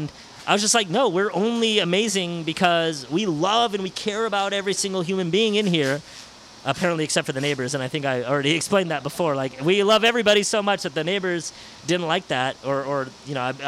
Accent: San Francisco, California, United States; I grew up in the Sunset, 37th in Noriega

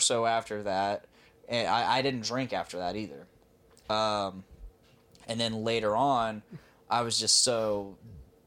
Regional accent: Delphi, Indiana, United States; I was from Delphi

